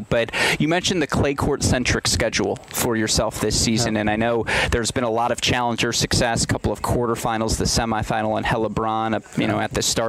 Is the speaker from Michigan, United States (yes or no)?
yes; Michigan, United States; I grew up in Michigan, which is a state that's similar climate